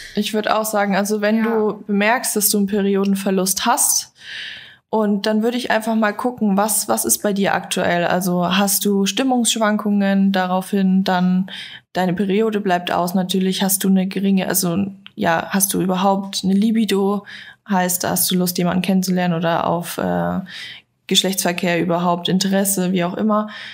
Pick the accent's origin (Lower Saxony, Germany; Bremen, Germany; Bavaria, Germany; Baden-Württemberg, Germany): Bavaria, Germany; now in Berlin, Germany; Ich komme eigentlich aus Bayern